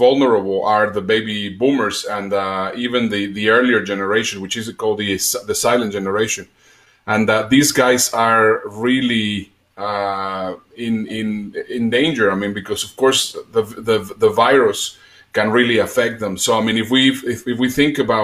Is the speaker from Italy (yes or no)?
no; Mexico; accent: a mix of Spanish and Dutch; English is a second language; moved away as an adult; also born or lived in Germany / United Kingdom / Netherlands / Dubai; I am Mexican. Possibly you will hear a little bit in my accent. I lived in Mexico until I was 18. At 18, I moved to Europe